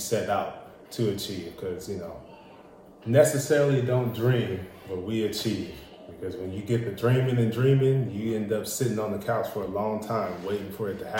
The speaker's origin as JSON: {"language": "English", "town": "Indio", "region": "California", "country": "United States", "tie": "born or raised there", "also_born_or_lived": "Fresno, California", "said": "Where I grew up is in the illustrious Indio, California"}